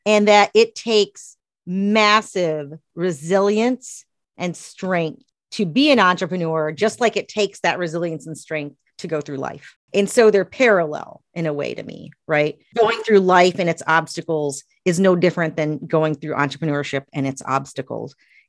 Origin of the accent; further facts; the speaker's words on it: Tennessee, United States; born there; I was born in East Tennessee in probably the smallest town in Tennessee.